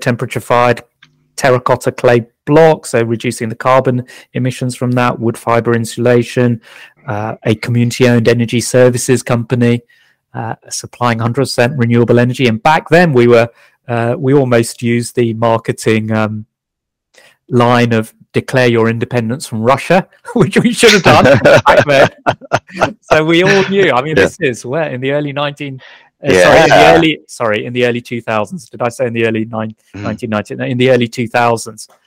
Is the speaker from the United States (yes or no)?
no; Kingston upon Thames, London, United Kingdom; also born or lived in Malawi / India; now in Brighton, United Kingdom; I did all my schooling in the UK, brought up in Kingston upon Thames in South London